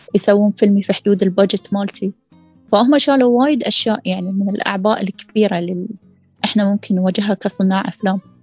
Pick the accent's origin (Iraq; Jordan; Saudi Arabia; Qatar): Qatar; عندنا في قطر